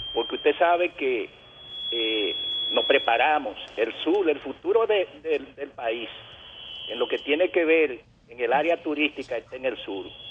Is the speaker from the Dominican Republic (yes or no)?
yes; Dominican Republic; also born or lived in Los Pinos de Jainamosa, Santo Domingo Este; nosotros como dominicanos